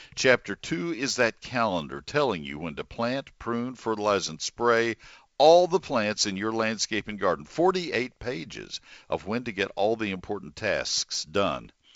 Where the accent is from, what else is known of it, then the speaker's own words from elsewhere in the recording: Bryan, Texas, United States; I grew up in Bryan